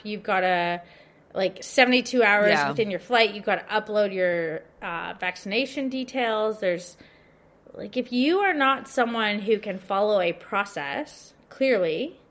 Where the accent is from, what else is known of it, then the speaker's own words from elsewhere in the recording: Canada; also born or lived in Victoria, Australia; now in Australia; Yeah, so I can easily leave as a Canadian.